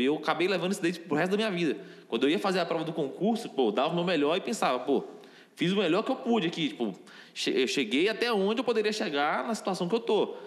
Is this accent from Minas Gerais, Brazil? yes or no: yes; interior of Minas Gerais, Brazil; eu sou do interior de Minas